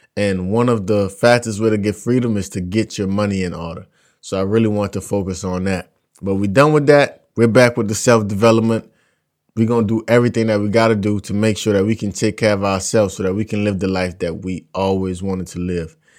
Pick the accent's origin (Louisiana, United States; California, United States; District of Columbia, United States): Louisiana, United States; South; I'm from South Louisiana. In my community alone, there are three plantations